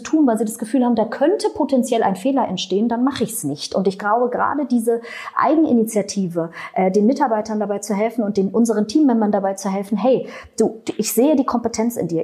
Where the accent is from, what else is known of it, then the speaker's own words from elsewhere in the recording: Berlin, Germany; ich komme aus Berlin, das rutscht dann so raus